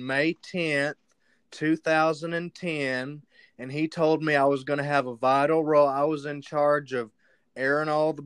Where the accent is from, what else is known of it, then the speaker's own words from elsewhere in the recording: Bryant, Arkansas, United States; I'm from Bryant, Arkansas.